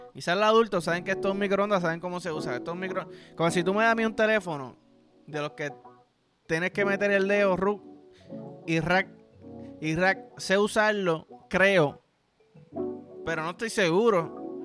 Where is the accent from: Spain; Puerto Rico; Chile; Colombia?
Puerto Rico; yo soy boricua